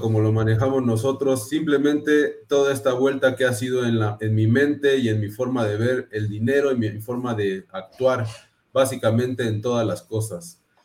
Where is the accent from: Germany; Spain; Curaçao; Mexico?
Mexico; Mexico City; soy de la Ciudad de México, mexicano al 100%